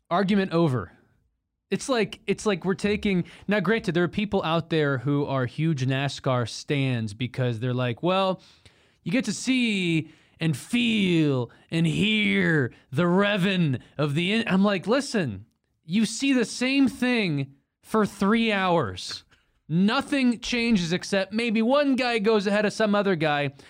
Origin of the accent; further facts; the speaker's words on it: Texas, United States; from Texas, not offended.